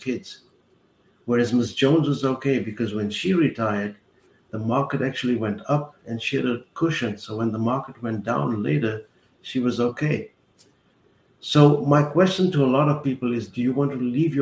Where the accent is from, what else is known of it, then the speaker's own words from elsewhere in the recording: South Africa; moved away as an adult; now in Fort Lauderdale, United States; I grew up in South Africa during apartheid.